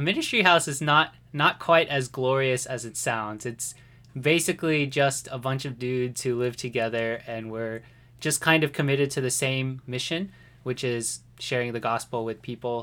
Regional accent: White Settlement, Texas, United States; also born or lived in Fort Worth, Texas; I was born in Fort Worth, Texas, um, but I actually grew up in a place called White Settlement.

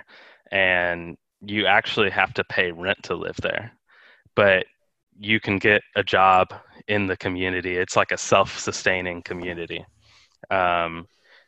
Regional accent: Houston, Texas, United States; now in Austin, United States; I grew up in Houston where, you know, there's a pretty good homeless population

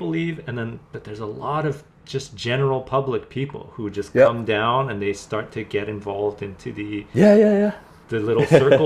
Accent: Vancouver, British Columbia, Canada; growing up in Vancouver

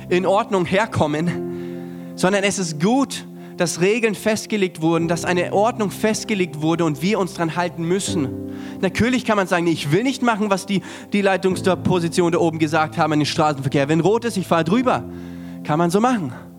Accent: Germany; für uns auch als Deutsche

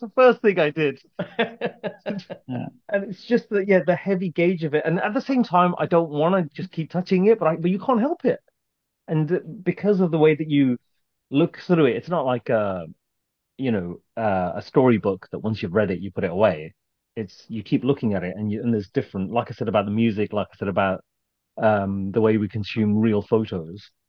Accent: Birmingham, West Midlands, United Kingdom; I grew up in Birmingham

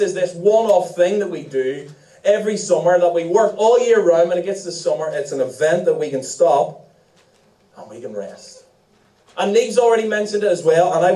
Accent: Ireland; as Irish people.

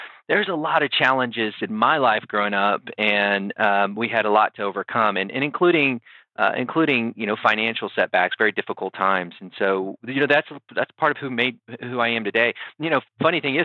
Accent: South Texas, United States; also born or lived in Harlingen, Texas / Castroville, Texas / San Antonio, Texas; I'm a South Texas guy, so I'm currently living in San Antonio and grew up in the South Texas area.

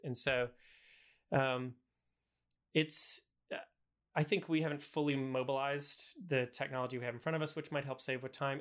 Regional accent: the South, United States; I'm from the South

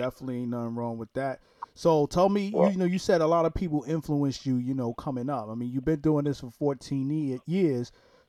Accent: New York City, New York, United States; I'm originally from Brooklyn, New York. That's how we talk out there.

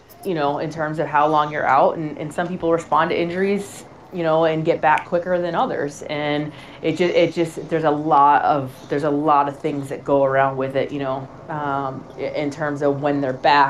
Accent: Boston, Massachusetts, United States; I'm from Boston, so talk too fast and too much

